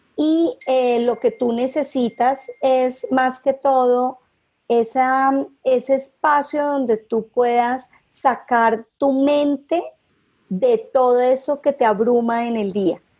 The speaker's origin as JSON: {"language": "Spanish", "town": "Cali", "region": "Valle del Cauca", "country": "Colombia", "also_born_or_lived": "Bogotá", "said": "soy caleña"}